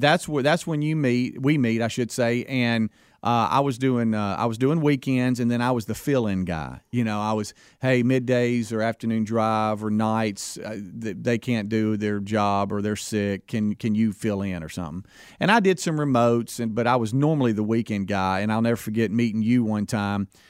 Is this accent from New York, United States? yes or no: no; Pascagoula, Mississippi, United States; I, I grew up in Pascagoula, Mississippi